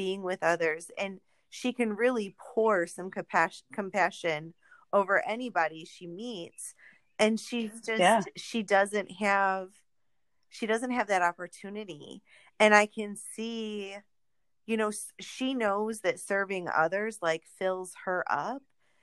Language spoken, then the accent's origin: English; New York, United States; I grew up in New York, not the city, but I was in Central New York in college